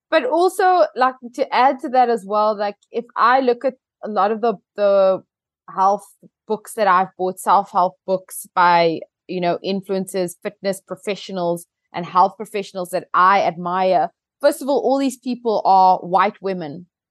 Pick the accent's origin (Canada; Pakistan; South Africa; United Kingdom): South Africa; as a South African